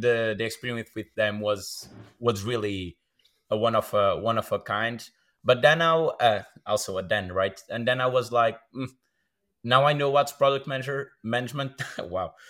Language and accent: English; Braga, Norte, Portugal; I'm from Braga, born and raised.